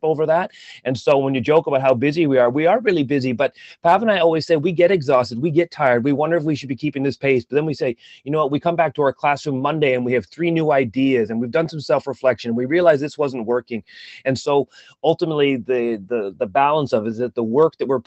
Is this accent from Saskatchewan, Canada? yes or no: no; Ottawa, Ontario, Canada; moved away as an adult; now in Toronto, Canada; I'm from Ottawa